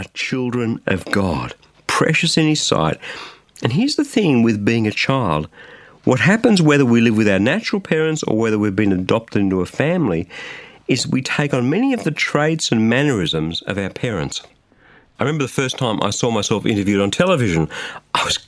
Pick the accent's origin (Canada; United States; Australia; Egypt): Australia; just south of Sydney, New South Wales; in a small but comfortable home just south of Sydney in Australia